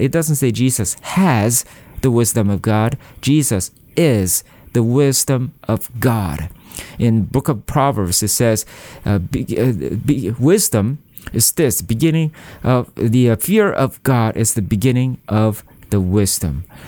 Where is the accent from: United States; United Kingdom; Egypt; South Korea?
South Korea; I am from South Korea, and, uh, Korea is a very compe-, competitive country in terms of study.